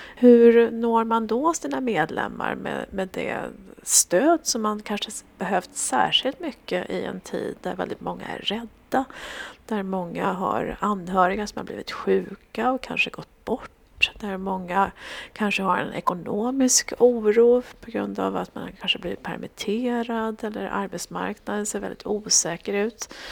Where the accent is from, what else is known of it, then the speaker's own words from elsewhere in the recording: Sweden; also born or lived in Jerusalem; Som svensk